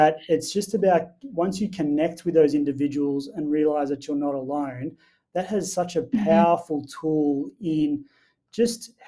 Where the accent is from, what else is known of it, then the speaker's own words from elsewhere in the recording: Wilcannia, New South Wales, Australia; I grew up in Wilcannia, which some people know is out near Broken Hill, and all my family live out in rural regional areas